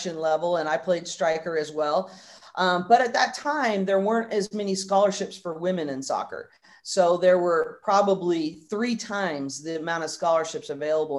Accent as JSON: {"language": "English", "region": "Northern California", "country": "United States", "tie": "born or raised there", "said": "I grew up in Northern California"}